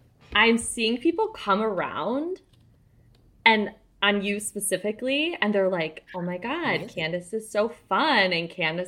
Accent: Detroit, Michigan, United States; So I'm from Detroit

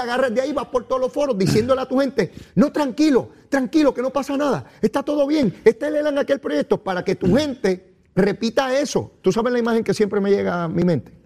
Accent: Puerto Rico

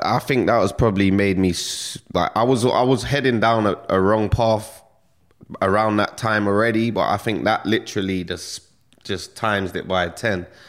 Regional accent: London, United Kingdom; I grew up in Stonebridge, northwest London

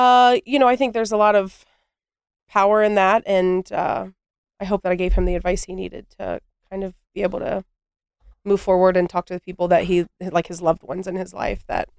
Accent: Columbus, Ohio, United States; I grew up in the Bottoms, which is, so if you don't know, the Lower West Side.

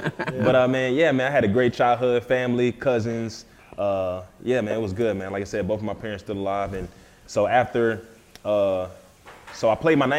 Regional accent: Philadelphia, Pennsylvania, United States; now in Nashville, United States; growing up in Philly, it was an awesome experience

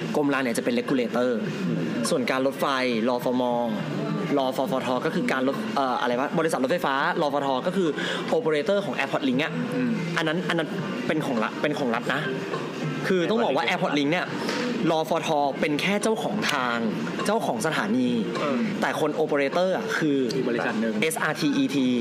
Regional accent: Phichit, Thailand; moved away; กลับบ้านที่พิจิตร

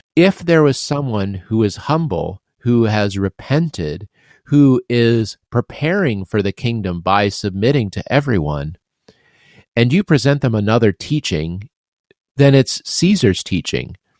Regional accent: Midwest, United States; you and I grew up in the Midwest

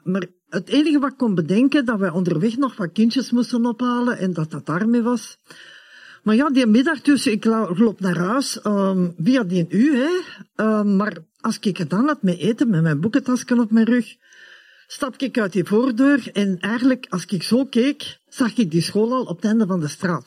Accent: Hoboken, Flanders, Belgium; also born or lived in Germany; de 17 augustus 1967 verhuisden wij naar België

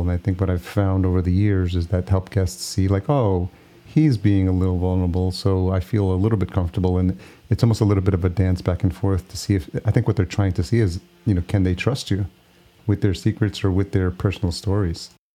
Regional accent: New York, United States; moved away as an adult; now in Minneapolis, United States; New York is my original home

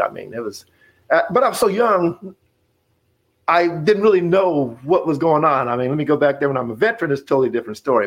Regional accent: Casper, Wyoming, United States; moved away as an adult; me being born and raised in Wyoming, I, I didn't know much about what was outside of uh, of Casper, Wyoming.

